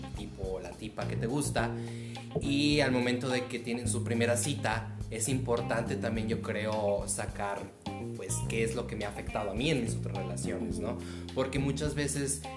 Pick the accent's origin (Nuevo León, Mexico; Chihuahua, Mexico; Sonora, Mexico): Sonora, Mexico; Cananea; Yo soy oriundo de Cananea, Sonora